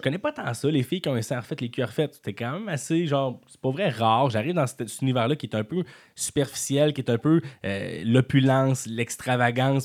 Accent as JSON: {"language": "French", "town": "Quebec City", "region": "Quebec", "country": "Canada", "also_born_or_lived": "Montreal", "said": "je viens de Beauport"}